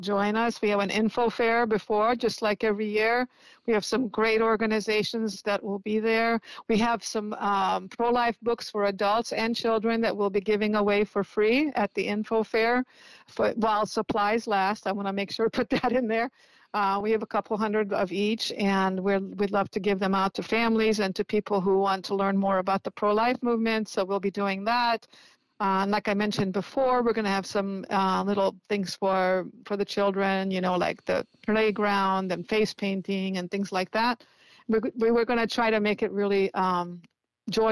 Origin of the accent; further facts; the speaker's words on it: Indiana, United States; now in San Francisco, United States; I was a little child, you know, living in Indiana